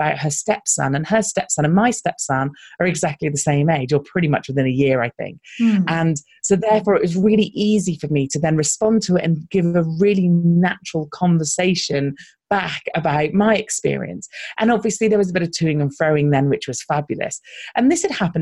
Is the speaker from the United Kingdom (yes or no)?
yes; United Kingdom; accent: British; we stand out because we're British. So often when we're going to American conferences, our voices do stand out a little